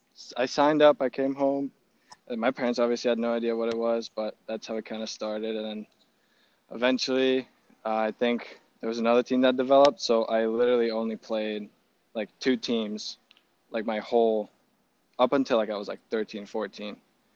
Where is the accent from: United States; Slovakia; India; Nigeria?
Slovakia; My school was one of the only schools in Slovakia that actually had a baseball program.